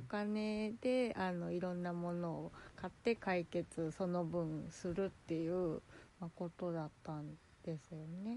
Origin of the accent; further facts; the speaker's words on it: Kansai, Japan; 関西人なので